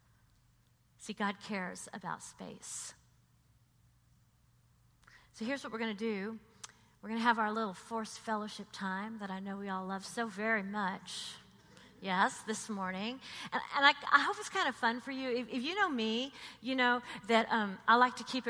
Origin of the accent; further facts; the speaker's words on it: Texas, United States; now in New York, United States; I'm from Texas